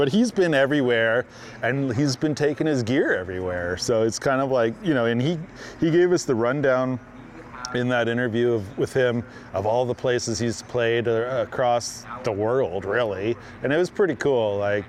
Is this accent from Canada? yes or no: yes; the Maritimes, Canada; You know, growing up in the Maritimes, not a lot of bands came out there.